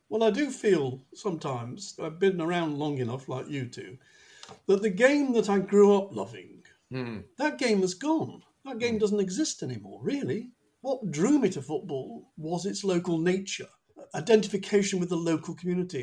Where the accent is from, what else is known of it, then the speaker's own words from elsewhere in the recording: Manchester, North West England, United Kingdom; moved away as an adult; also born or lived in North London; now in London, United Kingdom; If people ask me where I come from, I would always say Manchester, even though, like John, I haven't lived there since I was 18 and went to university.